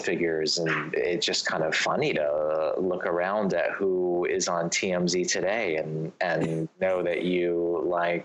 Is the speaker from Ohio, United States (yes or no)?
no; Los Angeles, California, United States; I grew up like right before the Beverly, right near the Beverly Center